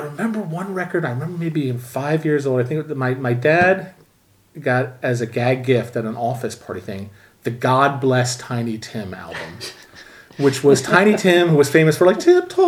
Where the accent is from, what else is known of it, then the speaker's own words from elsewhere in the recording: outside Philadelphia, Pennsylvania, United States; also born or lived in Richfield Springs, New York; I grew up pretty much outside of Philly, like Ambler, Lansdale, Ambler again, Souderton, a little bit in about a year in upstate New York, Richfield Springs, but always like, you know, generally half hour or so from Philadelphia.